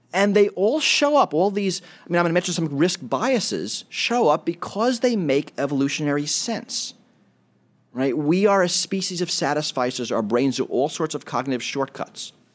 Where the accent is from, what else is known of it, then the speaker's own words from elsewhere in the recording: New York City, New York, United States; I grew up in New York City